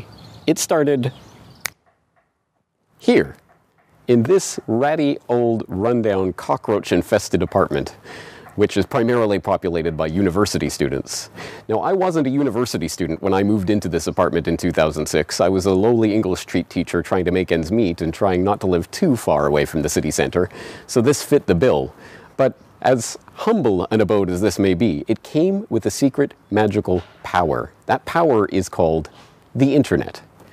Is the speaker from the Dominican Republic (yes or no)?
no; Canada; now in Japan; You see, I am Canadian, I was born and raised in Canada, but I don't live in Canada. I live here, in Japan.